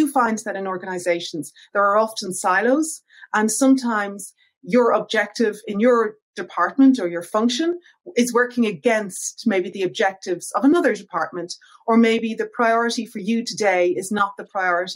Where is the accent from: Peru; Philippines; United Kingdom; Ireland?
Ireland; as you can probably hear from my accent, I'm originally from Ireland